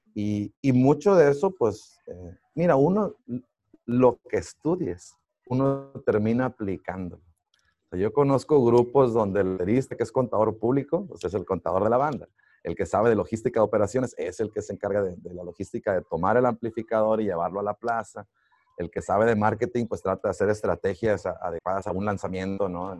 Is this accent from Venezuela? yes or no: no; Los Mochis, Sinaloa, Mexico; now in Monterrey, Mexico; Yo soy de los Mochis Sinaloa